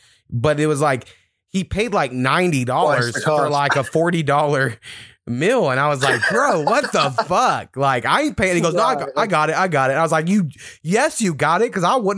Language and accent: English; Waurika, Oklahoma, United States; moved away as an adult; I grew up in Warika, is my hometown